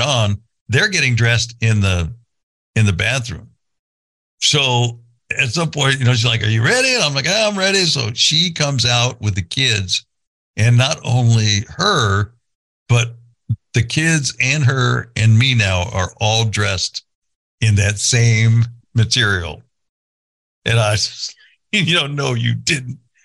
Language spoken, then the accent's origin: English; California, United States; moved away; I grew up in California